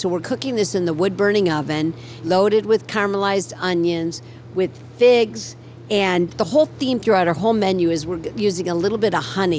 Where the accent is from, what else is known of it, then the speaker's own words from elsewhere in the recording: Toledo, Ohio, United States; Okay, well, I also grew up in, you know, a pretty not that religious family in Toledo, Ohio. But, you know, I went to temple on a couple of holidays.